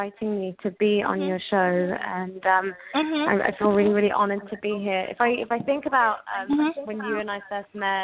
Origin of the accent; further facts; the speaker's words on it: Oxford, South East England, United Kingdom; I was born and brought up in England, in Oxford, England